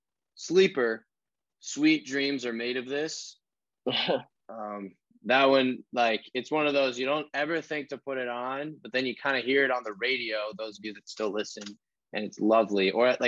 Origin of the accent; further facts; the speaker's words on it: United States; now in Indiana, United States; I grew up in Virginia area.